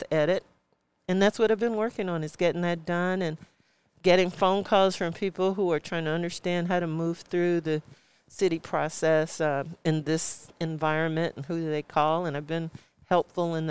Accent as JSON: {"language": "English", "town": "Chicago", "region": "Illinois", "country": "United States", "moved": "yes", "lives_now": "San Francisco, United States", "said": "I am originally from Chicago and moved here in 1986 to San Francisco"}